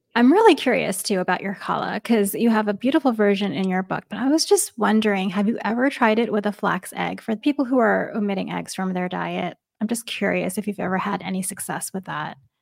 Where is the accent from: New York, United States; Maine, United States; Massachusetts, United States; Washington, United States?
New York, United States; moved away; I grew up in New York